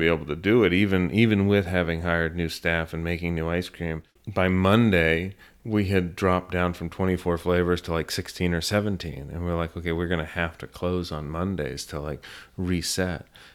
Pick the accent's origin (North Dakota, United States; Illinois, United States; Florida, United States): Florida, United States; Boca Raton; I grew up in South Florida. So I grew up in Boca Raton, about 3 hours south of Orlando